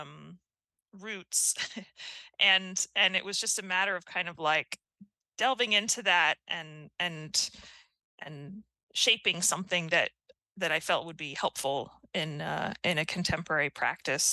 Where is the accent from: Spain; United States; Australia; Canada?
United States; as an American